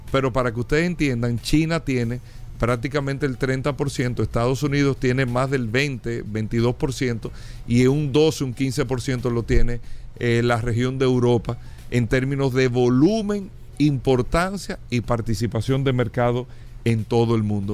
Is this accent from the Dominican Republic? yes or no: yes; Dominican Republic; como países como República Dominicana, como el nuestro